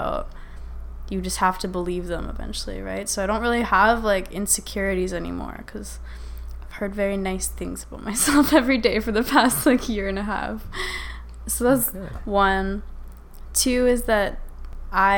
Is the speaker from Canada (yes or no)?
yes; Saskatchewan, Canada; moved away as an adult; now in Toronto, Canada; I'm from Saskatchewan, so it's like, I grew up around country music.